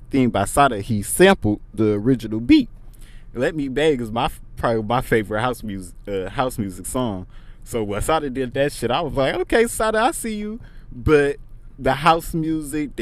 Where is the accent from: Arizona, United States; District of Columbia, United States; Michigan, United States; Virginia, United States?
Michigan, United States; Pontiac; I'm from Pontiac, Michigan.